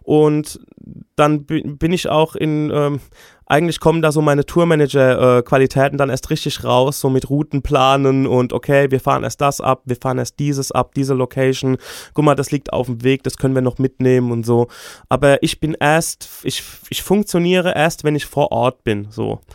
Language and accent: German; Aschaffenburg, Bavaria, Germany; ich bin in Aschaffenburg beziehungsweise im Umland groß geworden